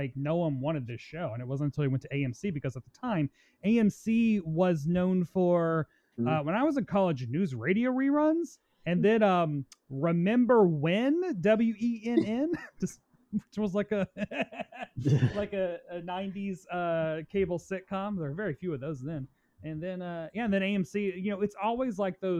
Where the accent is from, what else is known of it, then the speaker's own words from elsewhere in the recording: Tennessee, United States; moved away as an adult; now in New York, United States; I'm from Tennessee, and we didn't have no H&M, you know, back there